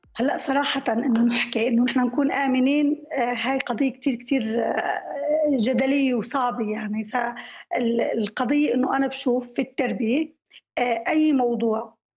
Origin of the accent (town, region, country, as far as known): Syria